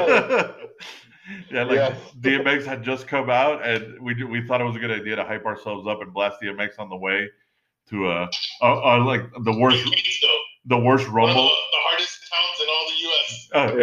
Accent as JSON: {"language": "English", "region": "New York", "country": "United States", "tie": "born or raised there", "said": "me growing up in New York"}